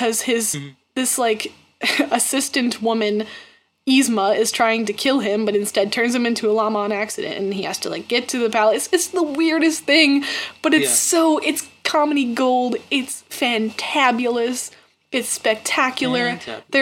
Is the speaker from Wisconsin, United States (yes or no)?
yes; Wisconsin, United States; we're from Wisconsin and we say Ope